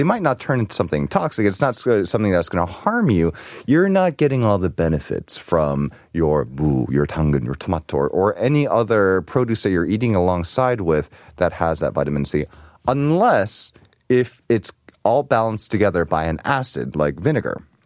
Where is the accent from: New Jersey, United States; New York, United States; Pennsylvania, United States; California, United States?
New York, United States; moved away; also born or lived in Arizona; I grew up in New York